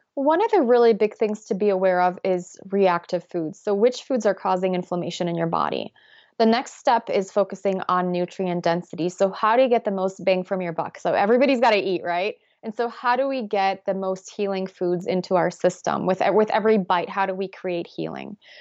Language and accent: English; Poland; moved away; I grew up in Poland